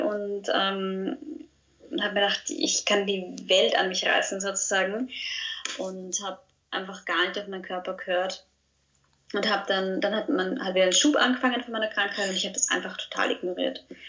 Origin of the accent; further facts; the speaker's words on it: Austria; ich bin aus Österreich, wie man unschwer hören kann